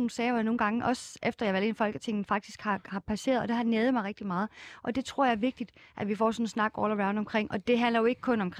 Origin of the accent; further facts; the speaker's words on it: Odense, Southern Denmark, Denmark; Odense, hvor jeg kommer fra